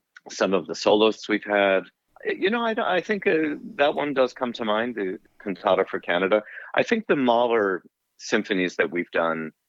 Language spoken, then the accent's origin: English; Englewood, New Jersey, United States; I grew up in Englewood, New Jersey.